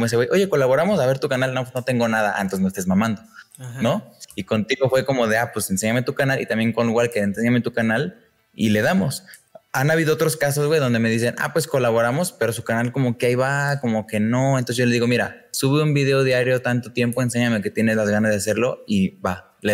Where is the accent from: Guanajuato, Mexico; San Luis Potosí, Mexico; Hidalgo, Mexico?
Guanajuato, Mexico; León; vi que estabas en León, yo soy de León.